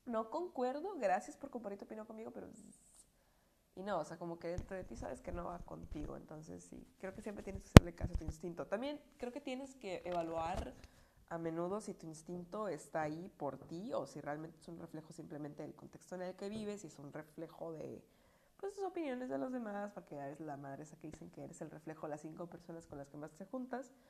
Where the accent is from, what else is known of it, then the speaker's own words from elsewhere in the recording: Puebla, Mexico; accent: Puebla; No, sí, mi acento que me llevé de las Pueblas. Gracias, Puebla. Creo que fue el mejor recuerdo que me traje.